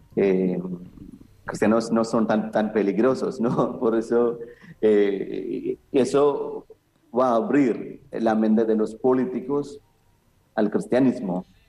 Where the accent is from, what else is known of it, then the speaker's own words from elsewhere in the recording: Kerala, India; a nuestra zona, en Kerala